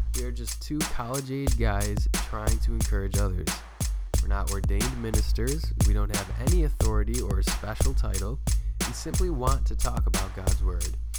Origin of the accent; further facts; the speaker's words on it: New York, United States; We're from New York.